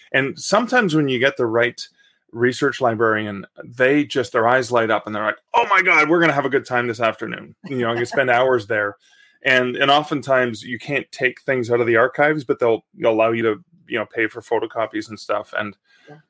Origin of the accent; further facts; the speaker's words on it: Canada; I am a Canadian author